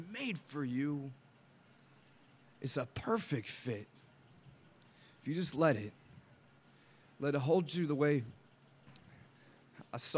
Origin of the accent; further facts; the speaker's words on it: Chicago, Illinois, United States; I'm from Chicago